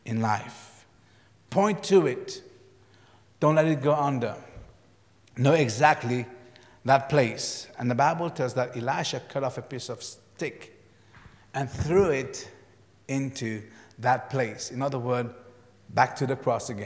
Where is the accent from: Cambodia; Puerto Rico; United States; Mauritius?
Mauritius; moved away; When I grew up in Mauritius, we had blackboard and whiteboards.